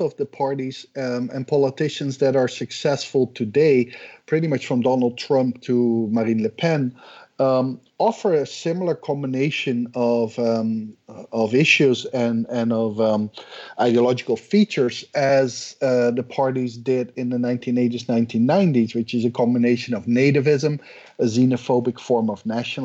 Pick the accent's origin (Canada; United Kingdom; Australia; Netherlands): Netherlands; moved away as an adult; now in Georgia, United States; I'm originally from the Netherlands, but currently I'm a professor at the University of Georgia in the United States